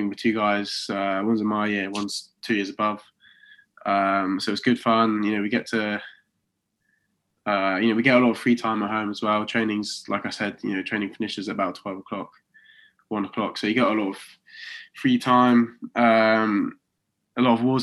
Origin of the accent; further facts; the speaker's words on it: Oxford, South East England, United Kingdom; moved away as an adult; now in Coventry, United Kingdom; I'm from Oxford, but I'm living in Coventry.